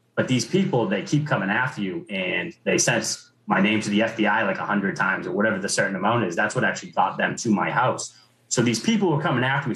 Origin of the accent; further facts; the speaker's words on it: Braintree, Massachusetts, United States; was born and raised in Braintree, went through Braintree Public Schools